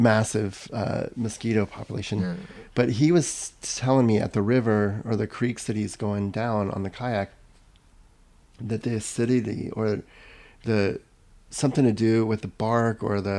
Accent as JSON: {"language": "English", "town": "Homestead", "region": "Florida", "country": "United States", "tie": "born or raised there", "said": "I was born in South Florida in Homestead"}